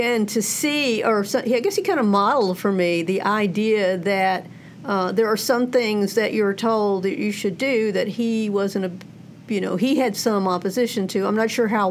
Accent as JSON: {"language": "English", "town": "Fort Worth", "region": "Texas", "country": "United States", "tie": "born or raised there", "said": "I grew up in Fort Worth, Texas"}